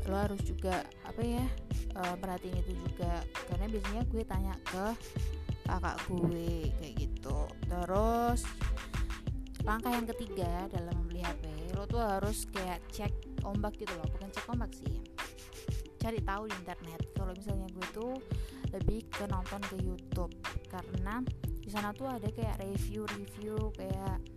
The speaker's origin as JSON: {"language": "Indonesian", "town": "Semarang", "region": "Central Java", "country": "Indonesia", "said": "dan gue dari kota Semarang."}